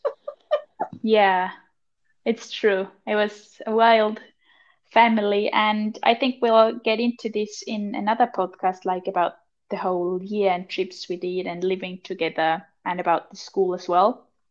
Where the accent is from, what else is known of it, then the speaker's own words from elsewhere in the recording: Austria; moved away as an adult; now in Finland; I'm 23 and I'm from Austria originally